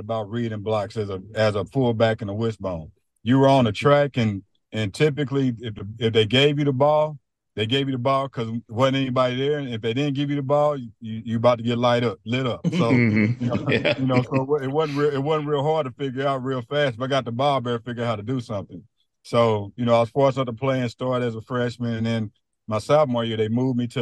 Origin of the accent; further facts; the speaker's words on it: Kansas City, Missouri, United States; I'm from the Kansas City area. So when I came out of high school, Mizzou didn't really know what they wanted to do with me